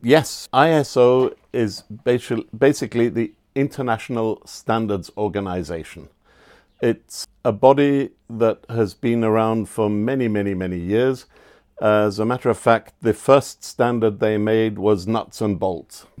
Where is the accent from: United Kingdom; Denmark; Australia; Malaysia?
United Kingdom; England; now in Austria; I grew up in England